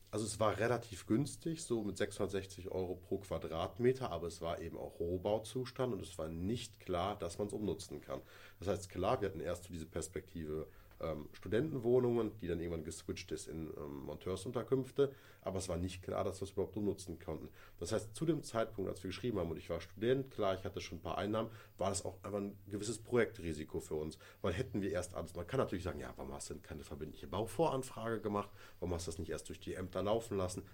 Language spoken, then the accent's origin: German; Kleve, North Rhine-Westphalia, Germany; born or raised there